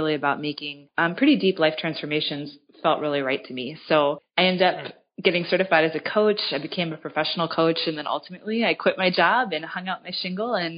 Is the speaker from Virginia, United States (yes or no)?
yes; Virginia, United States; also born or lived in Geneva, Switzerland; I grew up on the East Coast in Virginia, just outside of D.C.